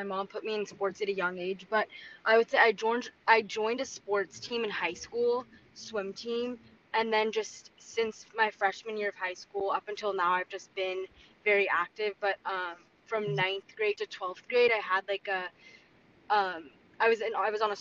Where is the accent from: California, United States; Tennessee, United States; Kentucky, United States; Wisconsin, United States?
California, United States; Los Angeles; I'm from Los Angeles